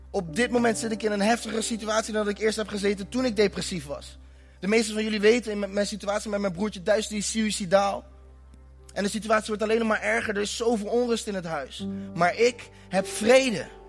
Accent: Netherlands; Ik ben in Nederland geboren

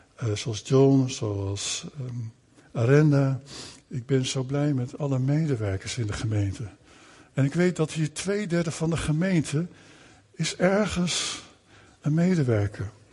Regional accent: Netherlands; Wij groeiden op in Nederland, hè, want we zijn naar Nederland gekomen.

